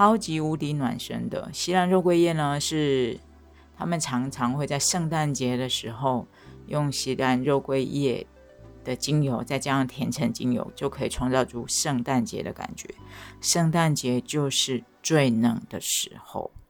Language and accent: Chinese; Chiayi, Taiwan; 虽然我是嘉义人，但是我接触到这个温泉的时间点还是去年的十一月。